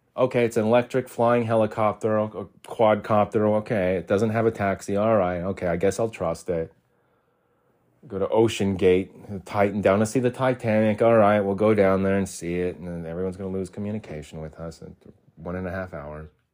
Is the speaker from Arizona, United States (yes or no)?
yes; Arizona, United States; moved away as an adult; also born or lived in Utah; I was born and raised in Arizona